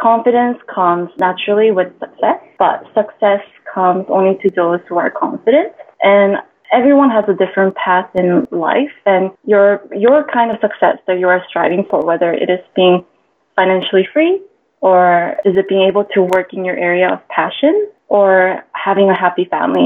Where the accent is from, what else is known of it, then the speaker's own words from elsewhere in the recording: Vancouver, British Columbia, Canada; moved away as an adult; now in Singapore; I actually moved to Singapore from my hometown, Vancouver, Canada, 4 years ago